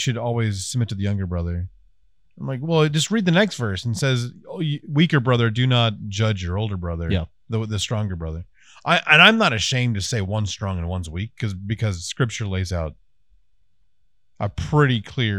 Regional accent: Scotland, United Kingdom; I'm Scottish. I should.

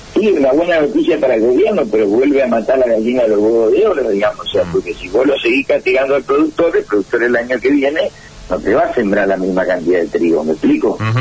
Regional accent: Argentina; en Argentina no tenemos política de Estado

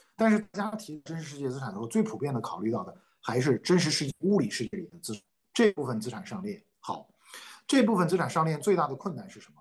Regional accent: China; 我们中国人

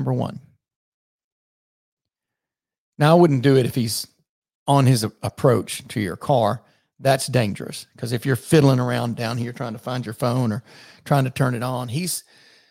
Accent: the South, United States; I'm from the South

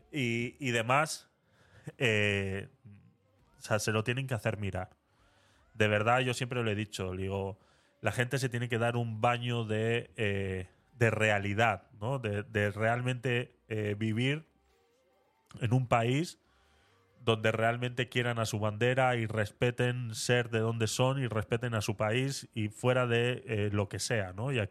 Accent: Panama; now in Spain; yo me crié en Panamá. O sea, yo me fui de España con mis padres cuando yo tenía 15 años y 15 años después volví a España, ¿no? Entonces, eh, me fui con 15, volví con 30.

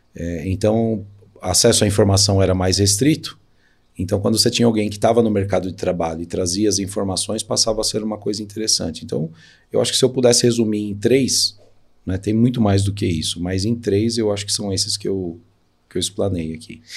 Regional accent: São Paulo, Brazil; eu nasci na Vila Alpina, né, que é um bairro da zona leste de São Paulo.

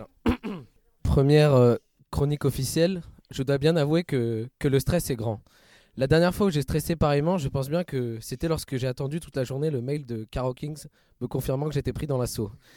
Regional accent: Bordeaux, Nouvelle-Aquitaine, France; Mon expérience terrain se déroulait chez moi à Bordeaux

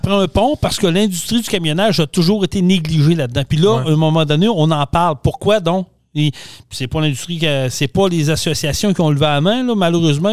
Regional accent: Quebec, Canada; On est Québécois

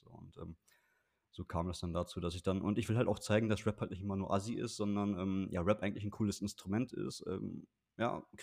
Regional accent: Bocholt, North Rhine-Westphalia, Germany; Also ich bin in Bocholt aufgewachsen, mein Equipment war alles in Bocholt. Ich habe in Bochum studiert

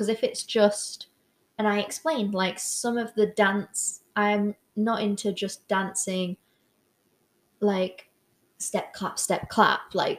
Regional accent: Newcastle, North East England, United Kingdom; I'm originally from Newcastle.

